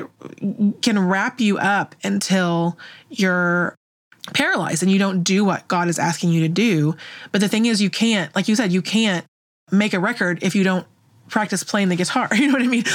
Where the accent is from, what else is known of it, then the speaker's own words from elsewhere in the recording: Oklahoma, United States; as we were growing up in Oklahoma